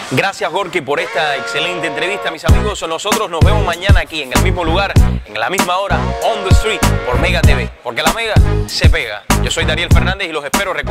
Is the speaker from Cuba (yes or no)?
yes; Cuba; como cualquier cubano de a pie